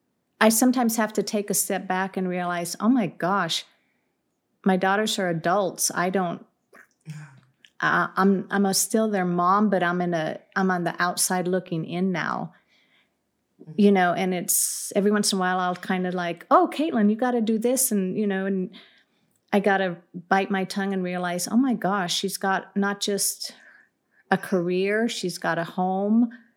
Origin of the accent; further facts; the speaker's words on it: California, United States; So I'm Californian here, but I like New Mexico.